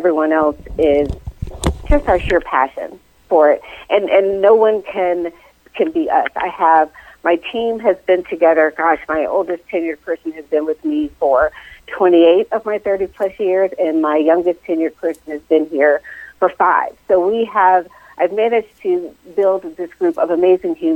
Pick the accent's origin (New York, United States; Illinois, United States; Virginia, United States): Virginia, United States; Northern; I am originally from the Northern Virginia area, born and raised in that area